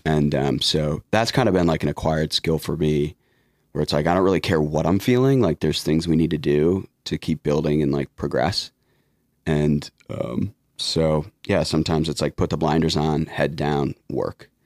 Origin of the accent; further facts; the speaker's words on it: Detroit, Michigan, United States; I'm from Detroit